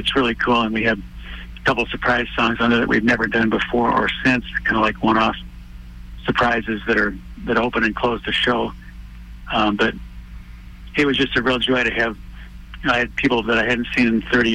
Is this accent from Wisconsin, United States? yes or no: yes; Wisconsin, United States; moved away as an adult; now in Chicago, United States; I'm actually from Wisconsin, up north